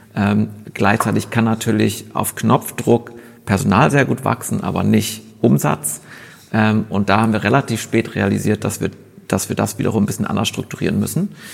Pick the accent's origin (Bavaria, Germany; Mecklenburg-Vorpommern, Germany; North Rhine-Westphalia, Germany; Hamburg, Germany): Bavaria, Germany; Munich; moved away as an adult; also born or lived in Westphalia; now in Berlin, Germany; meine Geschichte beginnt in, muss ich immer dazu sagen, in Westfalen. Ähm, bin aber groß geworden in München